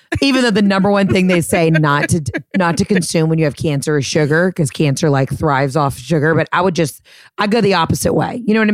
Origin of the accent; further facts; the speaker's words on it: the South, United States; I'm from the South.